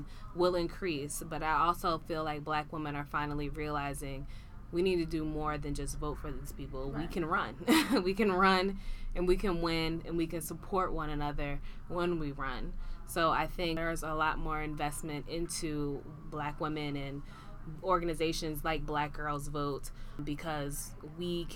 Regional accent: New Jersey, United States; I'm from New Jersey

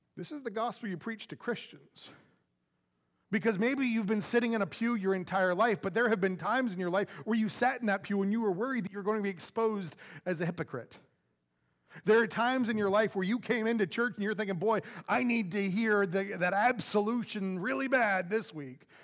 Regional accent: Florida, United States; now in Jersey Village, United States; I'm from Florida

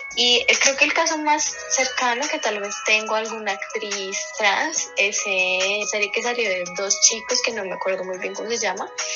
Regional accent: Colombia; para nosotros como colombianos era como normal

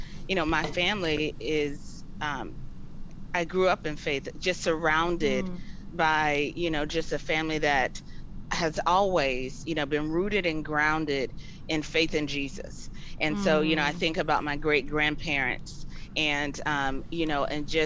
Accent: Florida, United States; Born and raised in Florida. My family, we are in the Polk County area

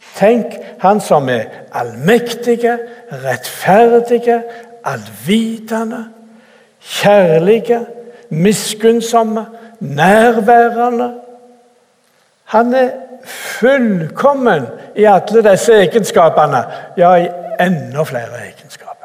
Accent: Randaberg, Rogaland, Norway; moved away as an adult; also born or lived in Cameroon / Bjerkreim / Bore; Jeg er opprinnelig fra Randaberg

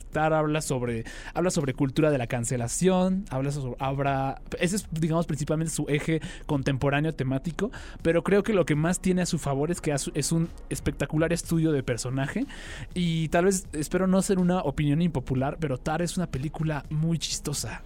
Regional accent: Mexico; como sociedad mexicana

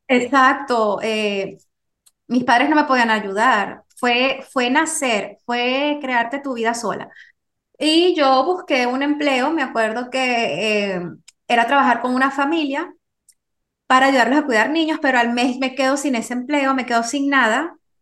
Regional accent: Venezuela; moved away as an adult; also born or lived in France; yo me encontraba viviendo en Venezuela, que es donde, donde yo nací

